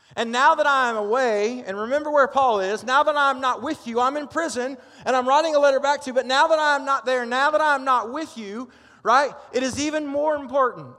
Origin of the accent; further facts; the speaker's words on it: Benton, Arkansas, United States; also born or lived in Pryor, Oklahoma / Pittsburgh, Pennsylvania; now in Haskell, United States; I'm from Oklahoma. I grew up here in Benton